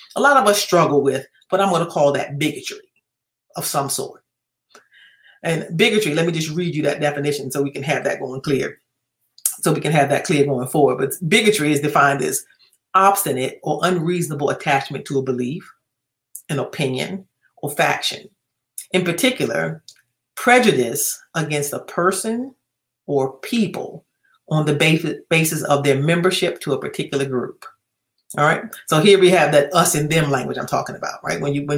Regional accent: United States; since I'm an American

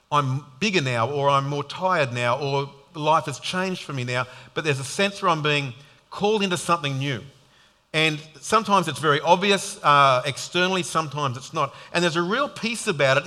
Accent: Sydney, New South Wales, Australia; now in Queensland, Australia; I grew up in Sydney

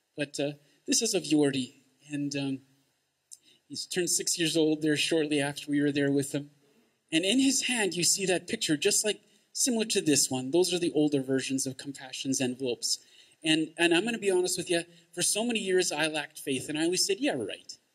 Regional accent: St. Albert, Alberta, Canada; I'm from St. Albert

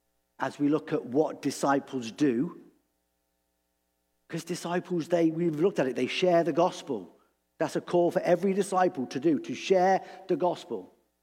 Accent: England, United Kingdom; And I said, well, I'm from England.

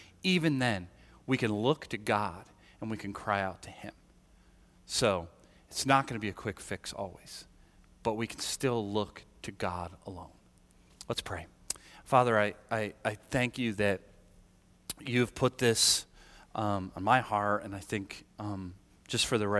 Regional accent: United States; And I acknowledge that I grew up in America and in the West, just like most are all here

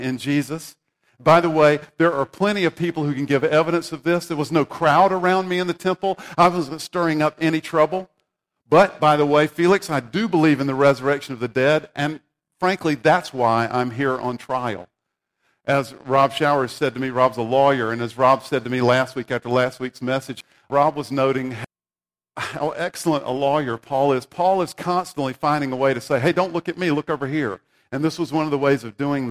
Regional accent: South Carolina, United States; I grew up in South Carolina

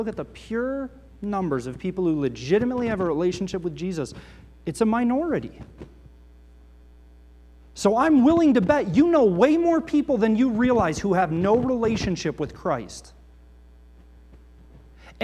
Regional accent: United States; I grew up right outside New York City as a kid

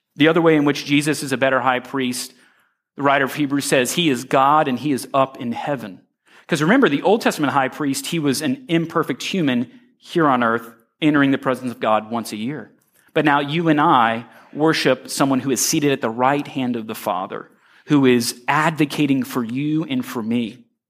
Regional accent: Royal Palm Beach, Florida, United States; when I was a young boy, I grew up in Royal Palm Beach

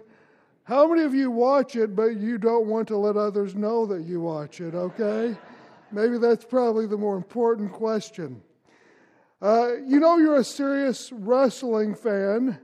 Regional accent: Louisville, Kentucky, United States; I grew up in Kentucky in Louisville

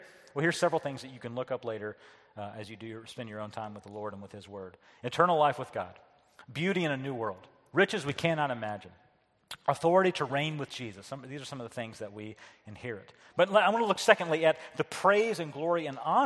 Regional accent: the South, United States; moved away; I was raised in the South

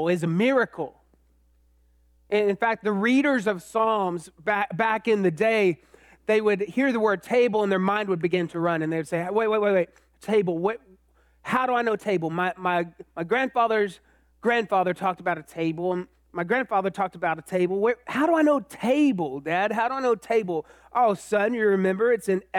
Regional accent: Austin, Texas, United States; also born or lived in College Station, Texas; I grew up in Austin, then I went to A&M

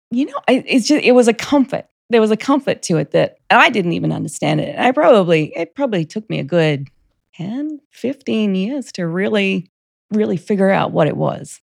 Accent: Rockhampton, Queensland, Australia; moved away as an adult; also born or lived in Virginia / Monterey; now in United States; I grew up in Australia, state of Queensland, which is the northern state, the city of Rockhampton.

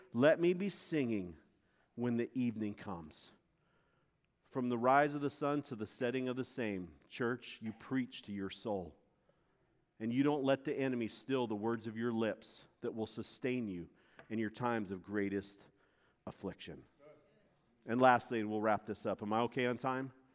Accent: Montana, United States; moved away; also born or lived in Florida; I was this kid from Montana. I'd never been to a beach, man. We have mountains and horses

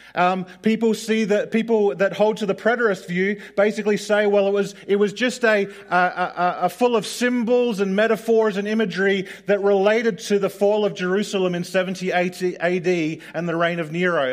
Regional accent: Australia; growing up in Australia

